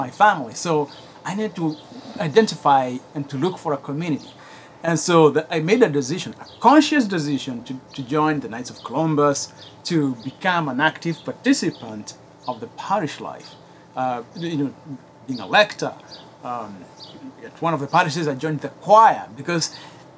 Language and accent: English; Kenya; English is a second language; now in United States; I grew up in Kenya